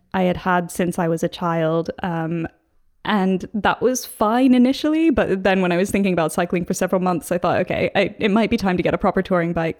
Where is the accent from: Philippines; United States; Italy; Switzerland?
United States; Seattle, Washington; moved away as an adult; also born or lived in Hong Kong; now in London, United Kingdom; I'm originally from Seattle, so the northwest corner